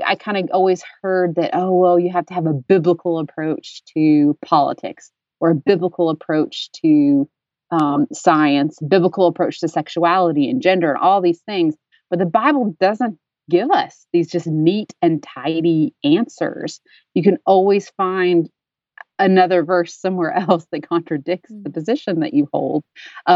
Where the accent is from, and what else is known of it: Dayton, Tennessee, United States; born or raised there